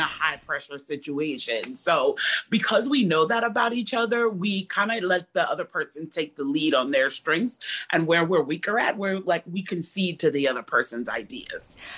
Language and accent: English; Chicago, Illinois, United States; I grew up in Chicago